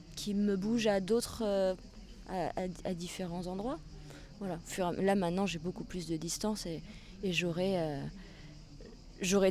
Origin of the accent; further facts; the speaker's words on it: Charente, Nouvelle-Aquitaine, France; now in Poitiers, France; je suis française née en Charente, j'ai 31 euh, ans. J'ai quitté la Charente pour euh, m'installer à Poitiers